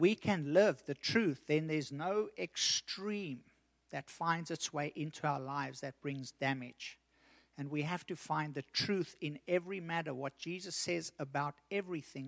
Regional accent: South Africa; I've lived in South Africa. I grew up in South Africa.

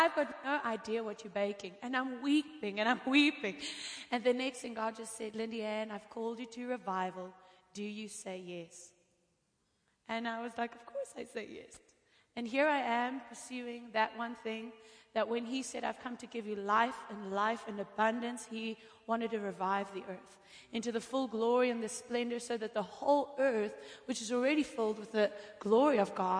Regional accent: Cape Town, Western Cape, South Africa; I am from Cape Town, South Africa

